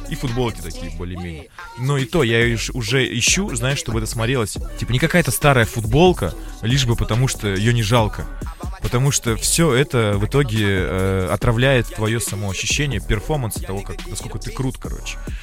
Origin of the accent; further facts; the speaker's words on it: Yaroslavl, Yaroslavl Oblast, Russia; moved away; мы в Ярославль приехали с Ильёй в родной город